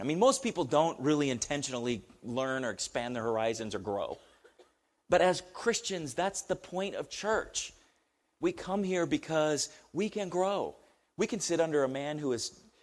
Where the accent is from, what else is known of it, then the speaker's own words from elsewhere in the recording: United States; we we're Americans